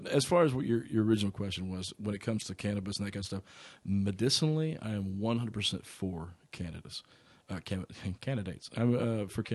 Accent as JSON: {"language": "English", "region": "Arkansas", "country": "United States", "said": "I come from Arkansas"}